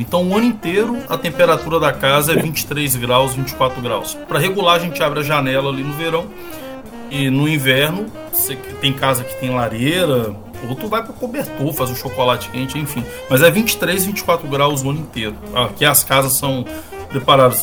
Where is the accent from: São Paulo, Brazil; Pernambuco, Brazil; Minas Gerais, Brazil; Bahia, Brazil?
Minas Gerais, Brazil; Governador Valadares; now in Estonia; Eu sou de Governador Valadares